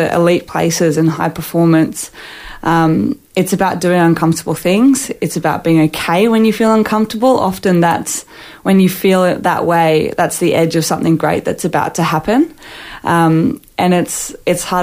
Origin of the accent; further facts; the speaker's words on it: Sydney, New South Wales, Australia; moved away as an adult; now in Queensland, Australia; I grew up in New South Wales